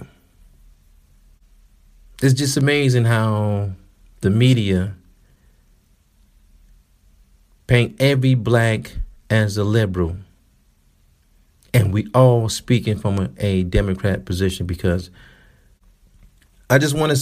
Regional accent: Detroit, Michigan, United States; I'm from Detroit

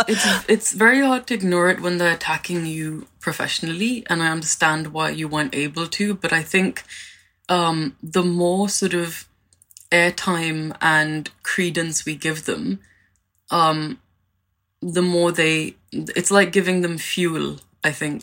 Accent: India; now in London, United Kingdom; I'm an Indian immigrant

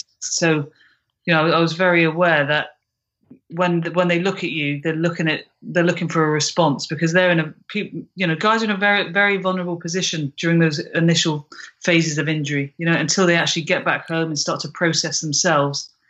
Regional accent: United Kingdom; I'm British

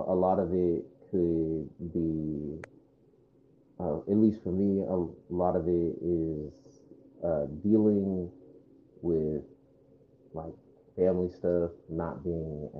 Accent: California, United States; moved away as an adult; also born or lived in Alabama; now in Tuskegee, United States; how I grew up in California

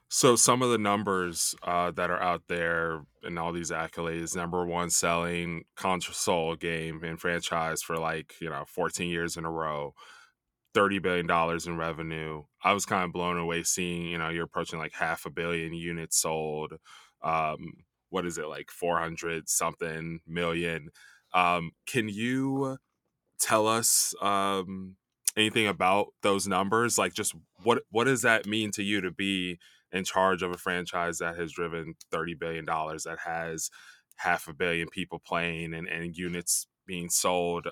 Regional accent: Chicago, Illinois, United States; also born or lived in New York; now in Los Angeles, United States; I, I lived in New York for a long time, grew up in Chicago.

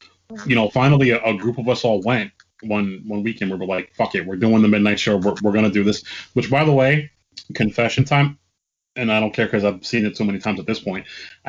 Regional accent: Bergen County, New Jersey, United States; also born or lived in Moonachie, New Jersey; I grew up in Bergen County. I lived in Moonaki for like a couple of years.

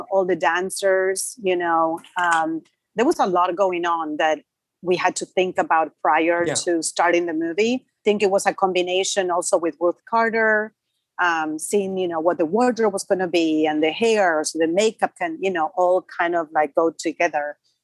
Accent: Argentina; English is a second language; moved away; I grew up in Argentina. I grew up watching Eddie Murphy. I was a little girl

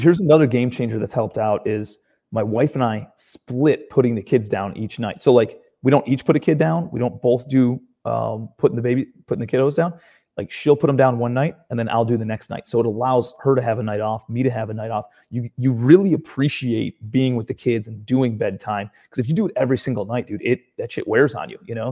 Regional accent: Cleveland, Ohio, United States; moved away as an adult; now in Charleston, United States; I'm from Cleveland, Ohio originally.

